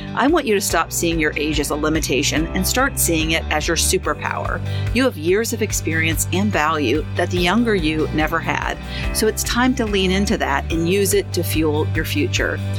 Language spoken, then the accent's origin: English; Boston, Massachusetts, United States; I was born in Boston